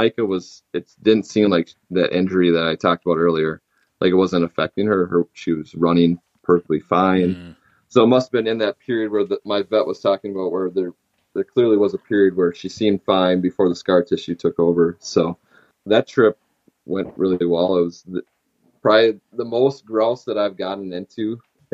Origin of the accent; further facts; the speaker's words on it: Minnesota, United States; my home state of Minnesota